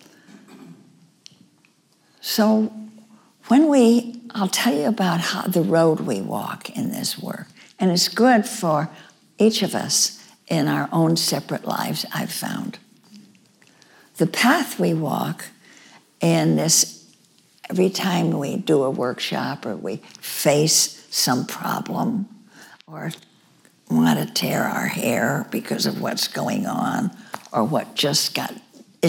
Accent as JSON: {"language": "English", "region": "New York", "country": "United States", "said": "my home state of New York"}